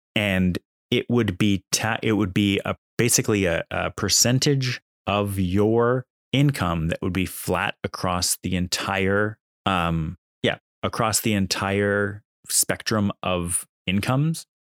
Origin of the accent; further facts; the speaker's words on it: Canada; as a Canadian